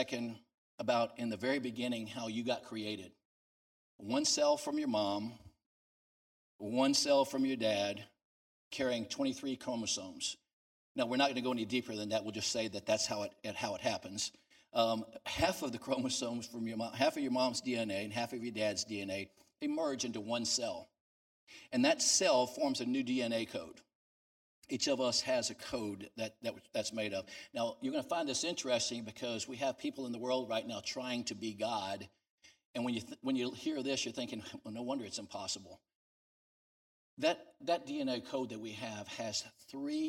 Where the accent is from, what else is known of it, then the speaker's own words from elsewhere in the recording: New Orleans, Louisiana, United States; I'm from New Orleans, down Louisiana